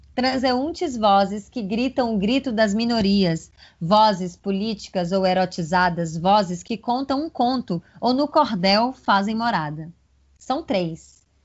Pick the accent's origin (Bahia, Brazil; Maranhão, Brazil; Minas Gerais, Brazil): Bahia, Brazil; also born or lived in Paraíba; sou nordestina com mais orgulho ainda, com raízes na Paraíba e nascida na terra de Joana Angélica, na Bahia